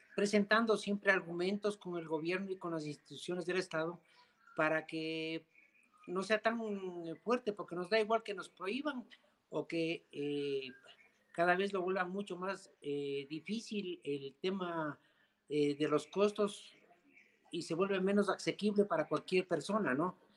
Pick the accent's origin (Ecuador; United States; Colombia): Ecuador; somos un país en desarrollo